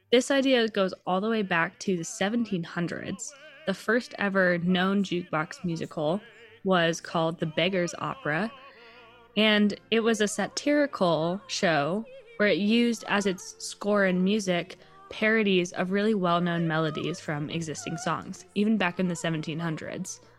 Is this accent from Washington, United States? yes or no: yes; Seattle, Washington, United States; I grew up in Seattle where there is literally a giant, concrete, scary looking troll under one of our big bridges.